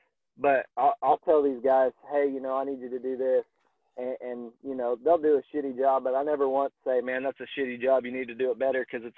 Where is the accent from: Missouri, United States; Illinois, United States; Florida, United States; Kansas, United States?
Kansas, United States; now in Oklahoma, United States; So I'm from Kansas